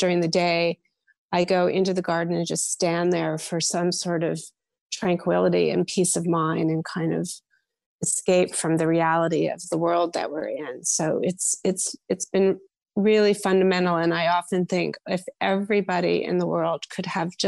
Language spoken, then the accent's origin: English; Morristown, New Jersey, United States; I was born in Morristown, New Jersey. And when I grew up there in the 60s and 70s